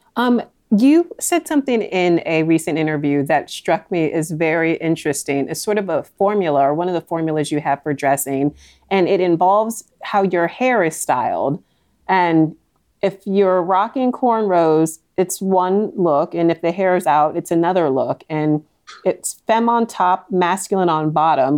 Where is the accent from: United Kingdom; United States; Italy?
United States; Northern Virginia; born or raised there